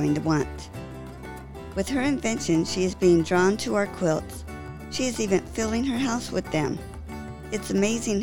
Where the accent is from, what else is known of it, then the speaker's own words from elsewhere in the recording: California, United States; I grew up in California.